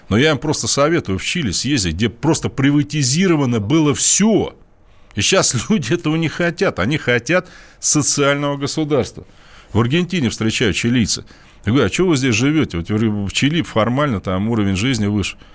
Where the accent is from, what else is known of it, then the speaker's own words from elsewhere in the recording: Russia; Я говорю, «А потому что я из России.